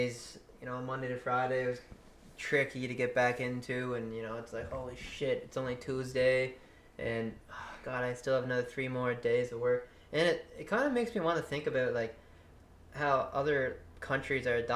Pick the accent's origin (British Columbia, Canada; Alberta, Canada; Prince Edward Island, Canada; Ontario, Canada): Prince Edward Island, Canada; I'm from the East Coast here in PEI